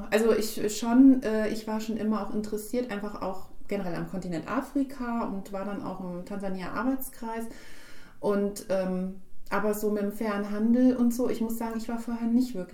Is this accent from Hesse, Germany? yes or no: yes; Gladenbach, Hesse, Germany; ich bin ja aus Glanbach.